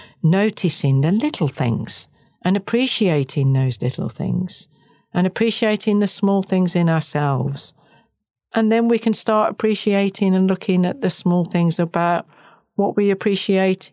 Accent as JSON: {"language": "English", "region": "Wales", "country": "United Kingdom", "moved": "yes", "lives_now": "New Zealand", "said": "I'm Welsh"}